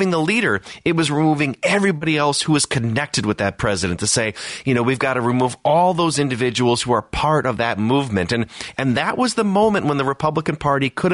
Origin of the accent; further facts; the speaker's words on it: Wisconsin, United States; I'm from Wisconsin